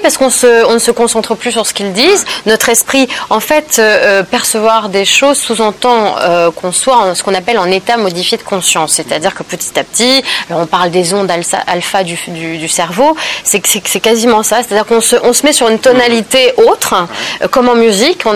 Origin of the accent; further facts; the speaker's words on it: Normandy, France; je suis née dans la Normandie après-guerre